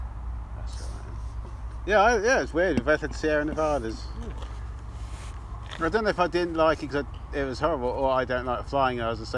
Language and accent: English; England, United Kingdom; being English, I drank it